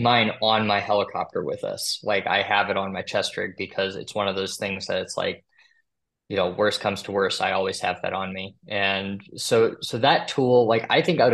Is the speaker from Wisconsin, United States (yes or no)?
yes; Madison, Wisconsin, United States; moved away; I'm from Madison, Wisconsin